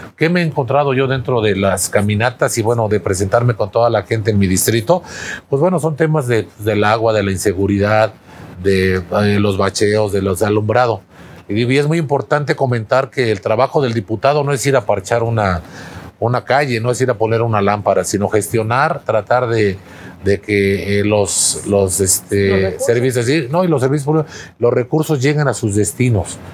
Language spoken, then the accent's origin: Spanish; Cuernavaca, Morelos, Mexico; mi primaria, secundaria, prepa, universidad la tuve aquí en, aquí en Morelos. Entonces soy parte pues de esta, de esta gran ciudad, Cuernavaca